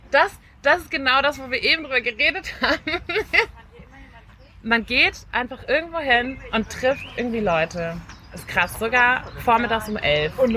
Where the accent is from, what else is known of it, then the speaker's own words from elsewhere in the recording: North Rhine-Westphalia, Germany; Also ich bin in NRW geboren und aufgewachsen